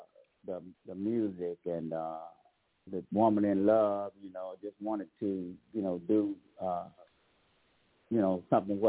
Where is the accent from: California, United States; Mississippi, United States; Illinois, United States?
Mississippi, United States; Clarksdale; now in Pensacola, United States; my hometown, Clarksville, Mississippi